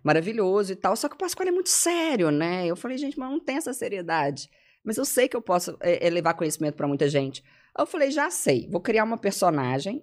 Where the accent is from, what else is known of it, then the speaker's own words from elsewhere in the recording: Belo Horizonte, Minas Gerais, Brazil; moved away as an adult; now in São Paulo, Brazil; Eu sou formada em letras pelo FMG, sou de Belo Horizonte. Uh, moro em São Paulo desde o início da pandemia